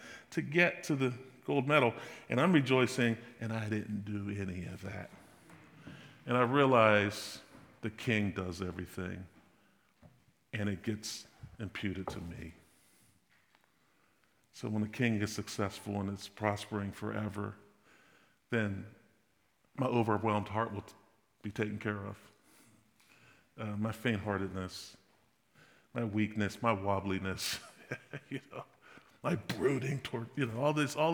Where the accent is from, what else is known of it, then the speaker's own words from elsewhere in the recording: United States; I'm American